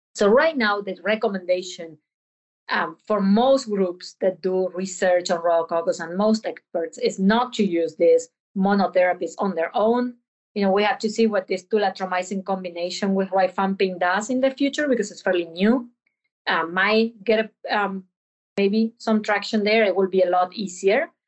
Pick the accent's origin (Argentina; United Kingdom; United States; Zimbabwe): Argentina; moved away; I'm from Argentina